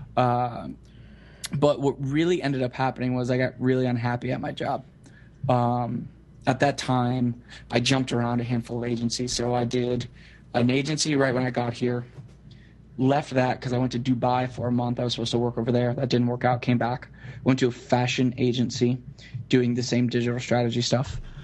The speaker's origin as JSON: {"language": "English", "town": "Kissimmee", "region": "Florida", "country": "United States", "tie": "born or raised there", "said": "I grew up in Central Florida, um, in a town city, I guess, called Kissimmee"}